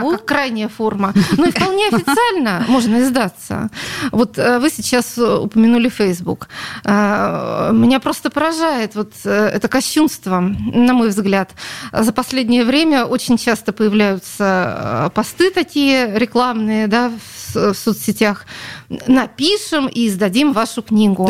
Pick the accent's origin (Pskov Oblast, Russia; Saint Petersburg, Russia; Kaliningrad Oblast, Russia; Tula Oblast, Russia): Saint Petersburg, Russia; Это моя родина, я родилась на Литейном